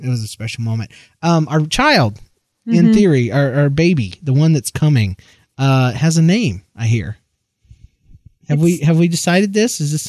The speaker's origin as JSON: {"language": "English", "region": "Georgia", "country": "United States", "accent": "southern", "said": "we've decided that JL is too hard to say unless you are from Georgia. And I'd have to slip back into my southern accent for that."}